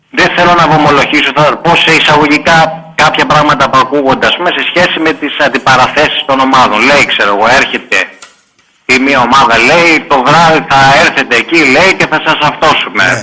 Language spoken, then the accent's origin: Greek; Piraeus, Attica, Greece; είμαι στα 43 μου και μεγάλωσα σε εκείνη την περιοχή